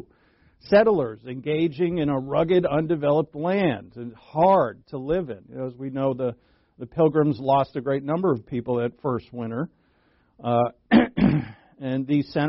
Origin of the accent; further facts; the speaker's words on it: Rhode Island, United States; where I grew up in Rhode Island.